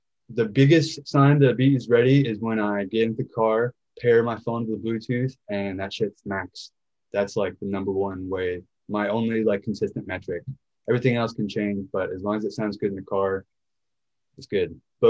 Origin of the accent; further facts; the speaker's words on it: Nashville, Tennessee, United States; I was born and raised in Nashville, Tennessee, and that's where I do all my music now.